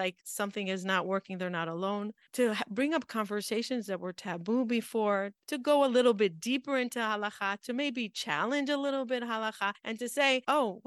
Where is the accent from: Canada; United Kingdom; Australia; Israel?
Israel; Jerusalem, Jerusalem District; We grew up in Har Nof together.